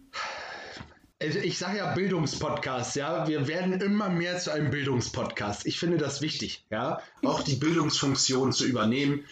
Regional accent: the North, Northern Germany, Germany; hier bei uns im Norden

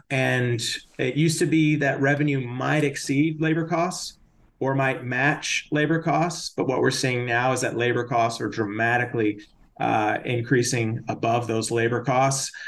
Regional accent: Austin, Texas, United States; moved away; I grew up in Austin

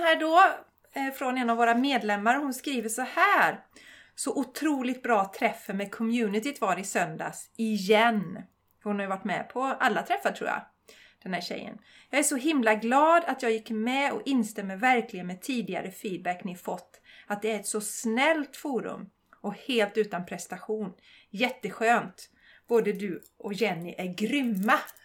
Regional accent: Borås, Västra Götaland, Sweden; jag är ju också från Borås

